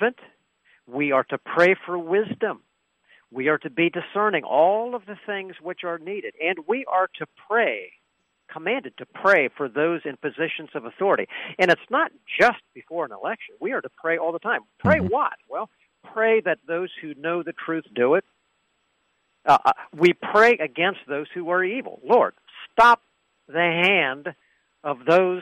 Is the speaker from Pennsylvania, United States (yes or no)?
yes; Pennsylvania, United States; Here in Pennsylvania, my home state